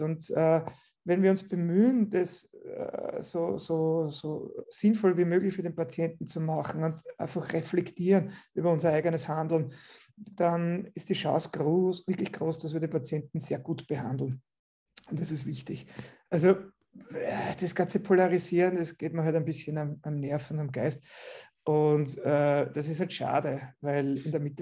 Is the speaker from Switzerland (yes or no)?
no; Austria; ich komme aus Österreich